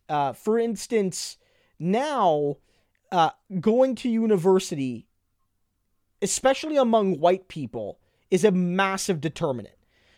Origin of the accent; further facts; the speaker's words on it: New Brunswick, Canada; I grew up in New Brunswick and lived mostly in the city, and in New Brunswick, the NDP didn't have a lot of success in any case.